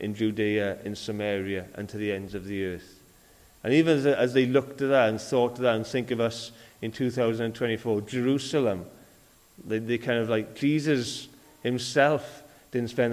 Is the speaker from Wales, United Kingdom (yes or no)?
yes; Wales, United Kingdom; also born or lived in Cardiff / Swansea; I've lived in Wales most of my life.